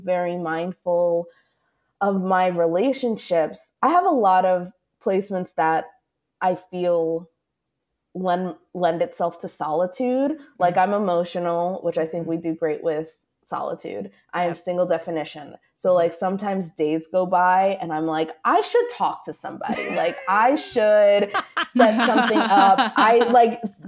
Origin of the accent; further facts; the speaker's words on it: East Coast, United States; moved away as an adult; also born or lived in New York; now in Los Angeles, United States; I'm from the East Coast